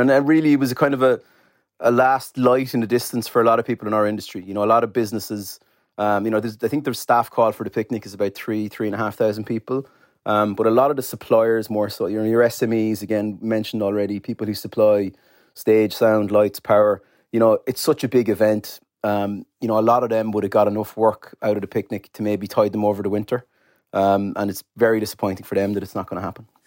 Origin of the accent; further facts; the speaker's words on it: Cork, Munster, Ireland; I'm from Cork